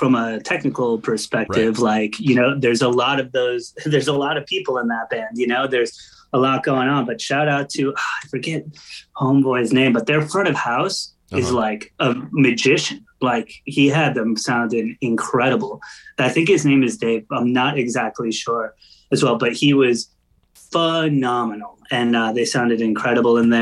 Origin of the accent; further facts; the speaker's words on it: Long Island, New York, United States; I grew up on Long Island and that's, you know, an hour away from New York City